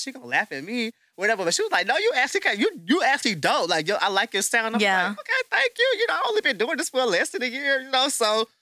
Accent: the South, United States; accent: Southern; also born or lived in Charlotte, North Carolina; now in Houston, United States; I grew up in the South

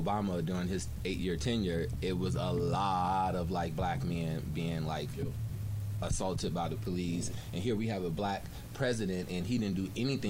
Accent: Chicago, Illinois, United States; accent: American; moved away; I'm from Chicago, and my sister and my family, they all live, in the hood right now

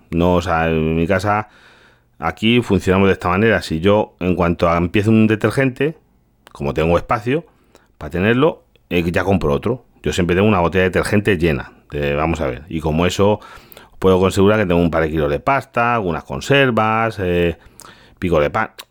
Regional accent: Galicia, Spain; now in Toledo, Spain; yo soy, yo soy gallego, a que vivo aquí en Toledo, pero yo soy gallego. Y yo soy una aldea muy pequeña.

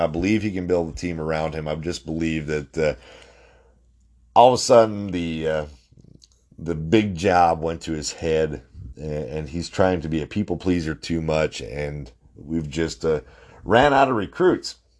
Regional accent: North Dakota, United States; I'm from North Dakota.

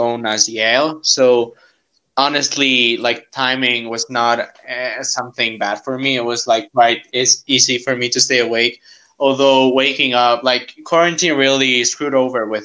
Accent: Cochabamba, Bolivia; I come from Cochabamba, Bolivia

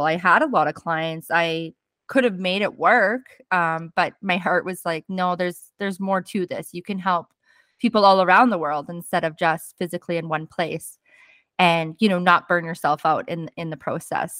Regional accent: Fort St. John, British Columbia, Canada; also born or lived in Arkansas; I actually came home um, to Fort St. John, where my hometown was

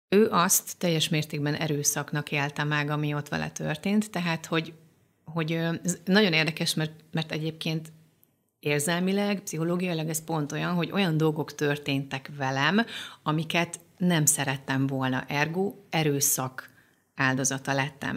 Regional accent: Debrecen, Hajdú-Bihar, Hungary; az anyukám Debrecenben, az akkori Bartók kórházban világra hozott

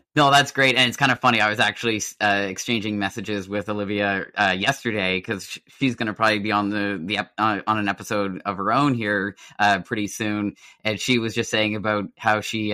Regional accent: Nova Scotia, Canada; a lot of us growing up in Nova Scotia had that itch to like move away

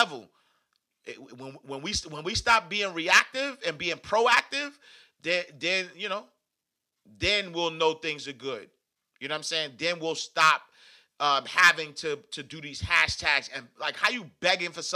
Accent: New York City, New York, United States; I grew up in Harlem

